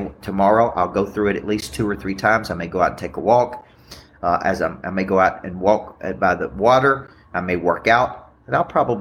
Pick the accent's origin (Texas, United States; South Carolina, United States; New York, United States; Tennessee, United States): Tennessee, United States; Murfreesboro; my hometown of Murfreesboro, Tennessee